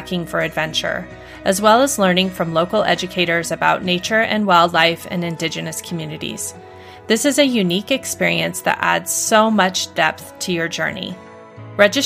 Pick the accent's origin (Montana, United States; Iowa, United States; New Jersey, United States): Montana, United States; Northwest; I grew up in Northwest Montana